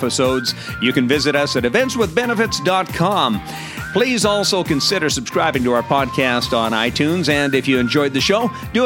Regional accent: Canada; I'm from Canada.

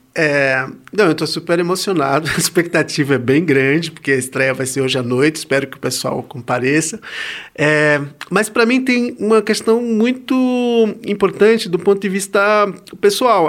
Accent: Recife, Pernambuco, Brazil; moved away; eu sou de Recife, eu sou pernambucano

